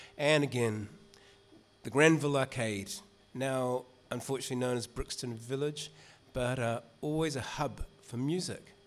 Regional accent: New Zealand; moved away; my accent gives it away. I grew up in New Zealand

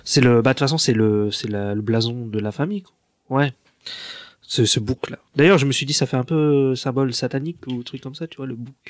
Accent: France; chez nous en France

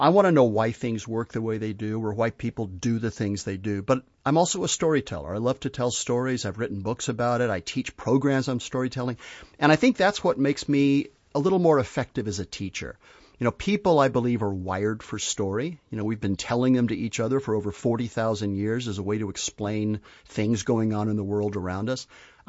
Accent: Spain; I grew up in Spain, and I had the pleasure of kind of learning to live in a different culture with a different language

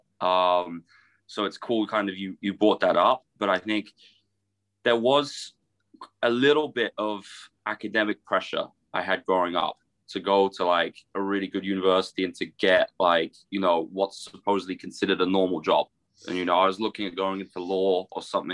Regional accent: Guildford, South East England, United Kingdom; moved away as an adult; I grew up in Guildford in Surrey

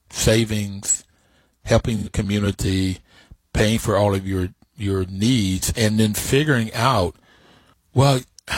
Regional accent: Bluefield, West Virginia, United States; I grew up in Bluefield, West Virginia. I grew up in West Virginia, and all of West Virginia is Appalachia.

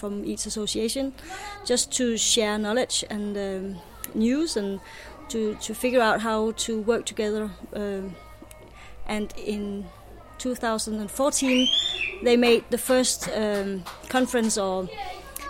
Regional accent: Denmark; I'm from Denmark

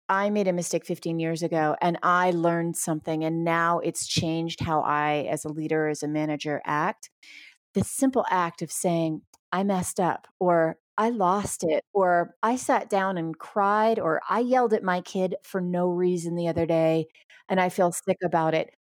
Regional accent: New York, United States; I'm from New York

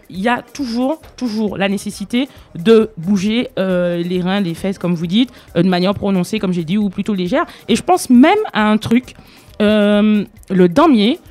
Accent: Martinique; je suis martiniquaise et oui, il est dans ma culture

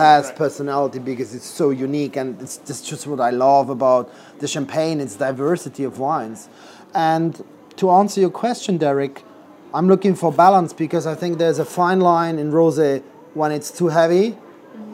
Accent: Switzerland; now in London, United Kingdom; I come originally from Switzerland, where I grew up in a restaurant close to the French border

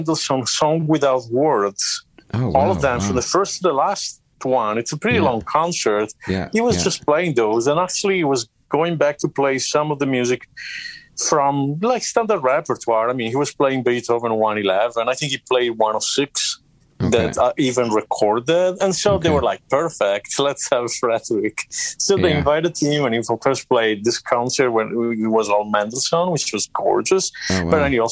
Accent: Sardinia, Italy; I'm from Sardinia

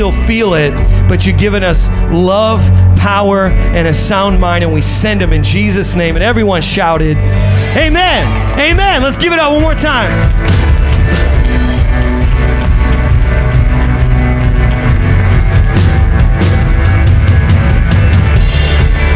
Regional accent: Indiana, United States; moved away; We're originally from Indiana

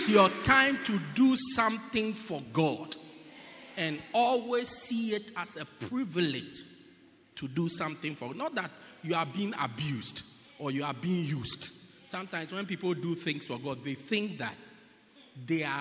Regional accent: Pietermaritzburg, KwaZulu-Natal, South Africa; I'm from Pietermaritzburg

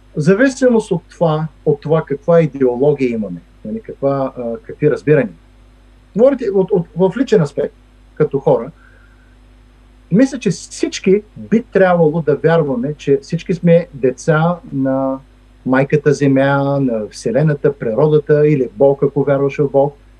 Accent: Stara Zagora, Stara Zagora Province, Bulgaria; now in Washington, United States; аз съм от Стара Загора.

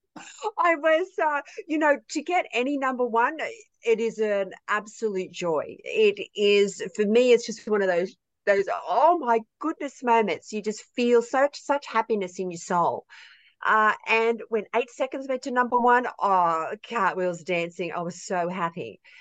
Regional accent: rural New South Wales, Australia; I'm from uh, rural New South Wales, right in the heart of it. Um, it is awesome out here.

